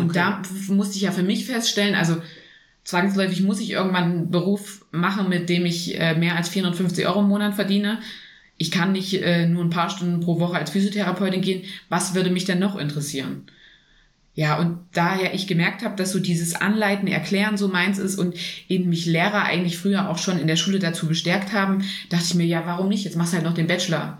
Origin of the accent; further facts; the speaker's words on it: Germany; hier bei uns in Deutschland